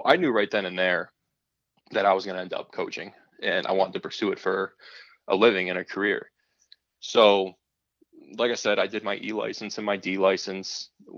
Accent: Bradford, Pennsylvania, United States; I grew up in Bradford, Pennsylvania, which is just this super small rural community in northwest Pennsylvania

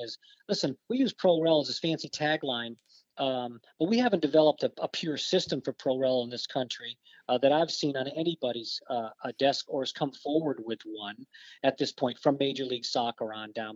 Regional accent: Barrington, Rhode Island, United States; I grew up in uh, Barrington, Rhode Island.

